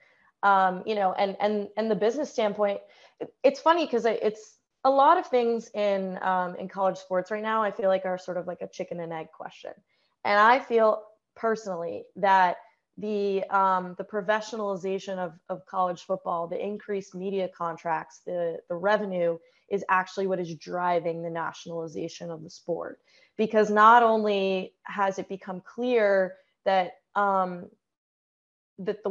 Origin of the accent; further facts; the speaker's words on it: Los Angeles, California, United States; now in US East Coast; I grew up in Los Angeles